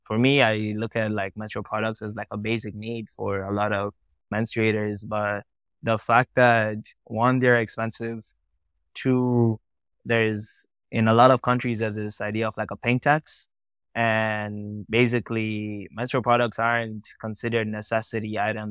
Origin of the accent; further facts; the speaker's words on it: Tanzania; also born or lived in Kenya; I was born and raised in Tanzania, in East Africa